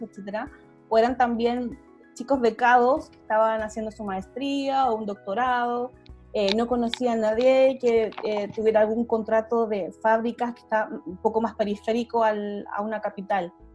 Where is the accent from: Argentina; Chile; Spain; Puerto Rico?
Chile; moved away as an adult; also born or lived in Japan; now in Netherlands; soy chilena y hace casi nueve años que vivo en el extranjero